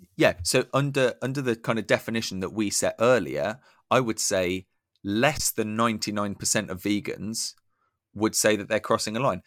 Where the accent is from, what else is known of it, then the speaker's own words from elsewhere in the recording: United Kingdom; I'm embarrassed to be British